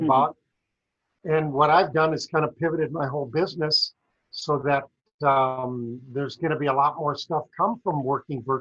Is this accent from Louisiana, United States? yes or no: no; South Dakota, United States; I grew up in South Dakota on a dairy farm, small dairy farm.